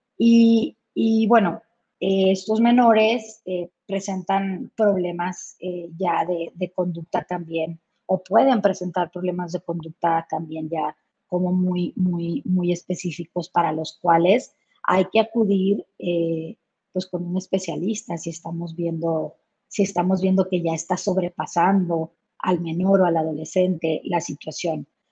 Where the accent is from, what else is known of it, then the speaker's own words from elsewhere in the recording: Chihuahua, Mexico; yo soy originaria de Chihuahua y pues estamos pegados a Estados Unidos